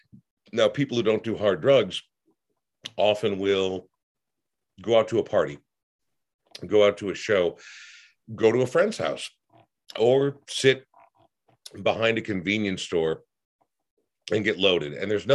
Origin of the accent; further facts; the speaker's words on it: Portland, Oregon, United States; born there; I was born in Portland and have been there probably 40 times in my life